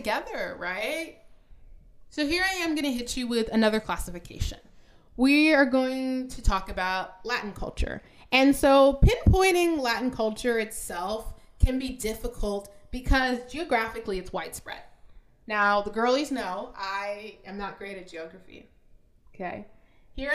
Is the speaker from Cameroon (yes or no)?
no; Canada; I'm a Canadian